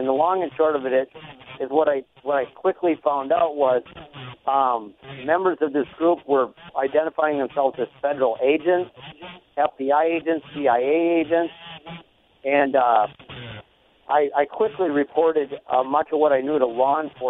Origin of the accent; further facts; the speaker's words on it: East Grand Forks, Minnesota, United States; I'm actually from East Grand Forks, Minnesota, the River City.